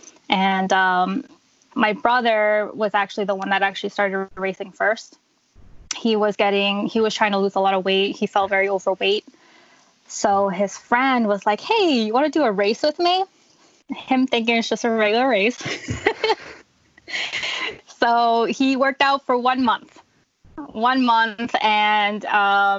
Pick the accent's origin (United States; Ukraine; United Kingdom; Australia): United States; New Jersey; So I've been here my whole life. I've never moved outside of Jersey